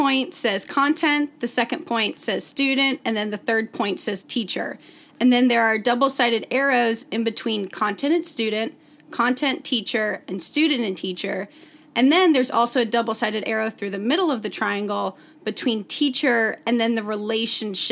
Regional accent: Hoover, Alabama, United States; I'm from Hoover, Alabama

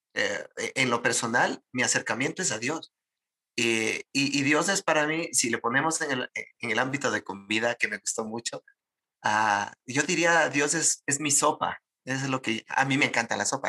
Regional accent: Ecuadorian Sierra, Ecuador; yo soy serrano

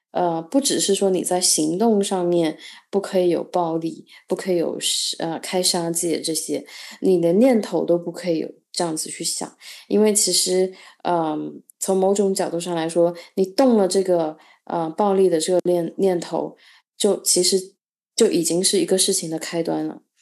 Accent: China; 我作为一个中国人

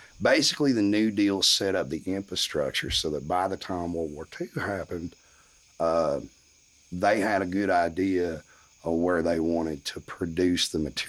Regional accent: Morristown, Tennessee, United States; I'm from Morristown, Tennessee. Okay. I grew up in some of the poorest school systems per capita in the country

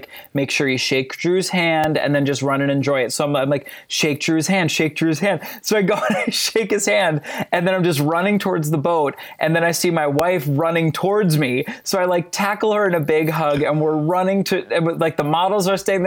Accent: New Jersey, United States; now in Minneapolis, United States; I live in Minnesota, but I'm born and raised in New Jersey

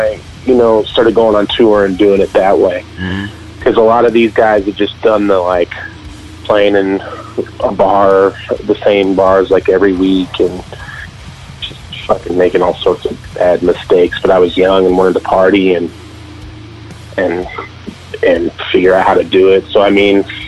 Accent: Denver, Colorado, United States; I was born and raised in Colorado, in Denver.

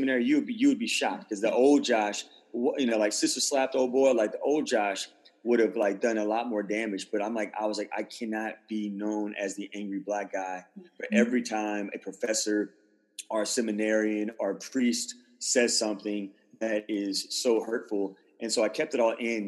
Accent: the South, United States; growing up in the South

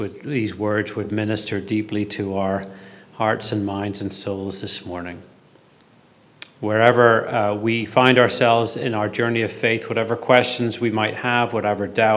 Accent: Belfast, Northern Ireland, United Kingdom; Growing up in Belfast during the Troubles, if I missed the school bus, I had to walk up this road called Duncairn Gardens

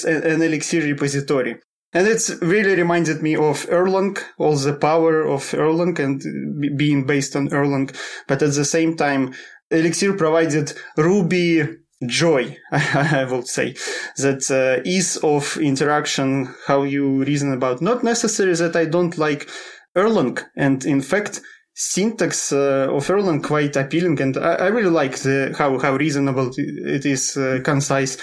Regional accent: Russia; moved away as an adult; now in Sweden; I'm originally from Russia, but last 7 years I live in Sweden.

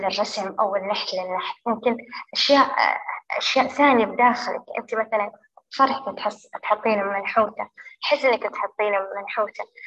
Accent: Saudi Arabia; عندنا بالسعودية

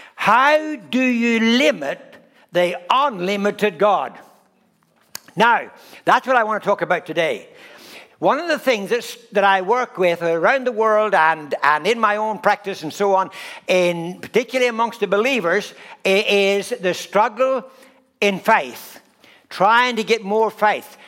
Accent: Ireland; I'm Irish

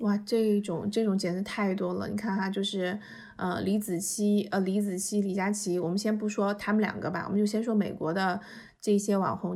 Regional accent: China; now in United States; 我作为一个中国人

